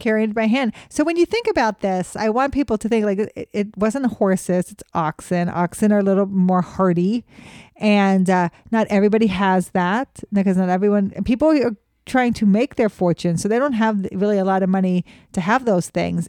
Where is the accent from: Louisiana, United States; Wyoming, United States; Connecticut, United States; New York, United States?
Wyoming, United States; Cheyenne; growing up in Cheyenne, this was a probably a yearly stop for your field trips